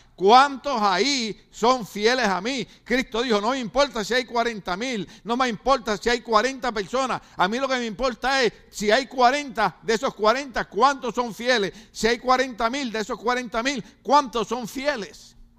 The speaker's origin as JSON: {"language": "Spanish", "country": "Puerto Rico", "moved": "yes", "lives_now": "United States", "said": "mi país, Puerto Rico"}